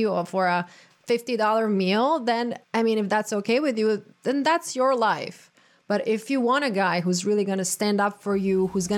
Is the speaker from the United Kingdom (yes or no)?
no; Croatia; now in United States; being born and raised in Croatia